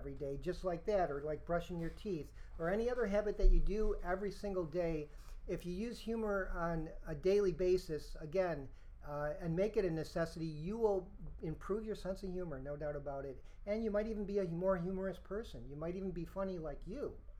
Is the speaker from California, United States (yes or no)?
no; Rochester, New York, United States; I'm from Rochester, New York